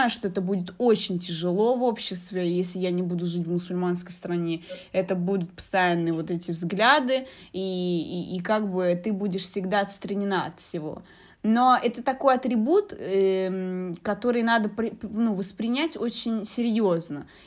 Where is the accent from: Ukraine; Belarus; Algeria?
Algeria; moved away; у нас я из Алжира, вот э, у меня есть подруги из детства. Мы вот на одном районе все живем, мы с детства вместе